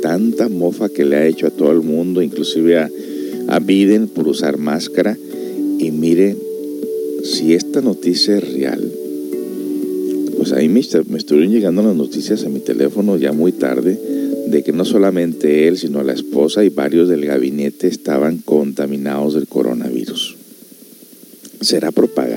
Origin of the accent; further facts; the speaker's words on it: Los Angeles, California, United States; yo crecí en Los Ángeles, California